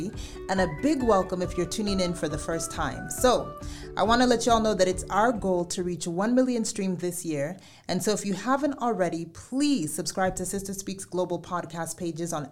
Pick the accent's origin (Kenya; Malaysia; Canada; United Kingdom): Kenya; Limuru, Kiambu County; I come from Limuru where we have a lot of plums, especially during, you know, December.